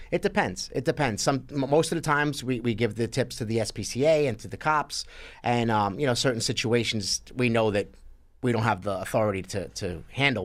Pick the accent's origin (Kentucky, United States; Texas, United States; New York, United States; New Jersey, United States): New York, United States; New York City; I grew up in Sheepshead Bay, Brooklyn